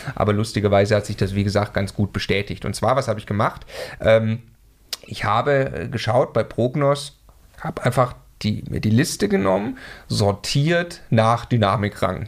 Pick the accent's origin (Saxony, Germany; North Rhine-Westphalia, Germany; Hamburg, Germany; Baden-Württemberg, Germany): Baden-Württemberg, Germany; Stuttgart; now in Munich, Germany; Ich komme ursprünglich aus Stuttgart